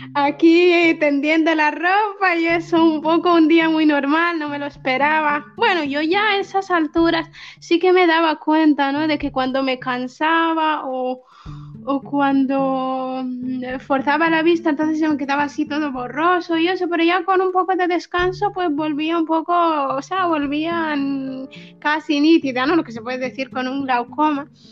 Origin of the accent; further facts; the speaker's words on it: Western Sahara; also born or lived in Spain; now in Tindouf, Algeria; tengo 26 años y, y, soy saharaui. Vivo en los campamentos de refugiados de, de, Tinduf, en Argelia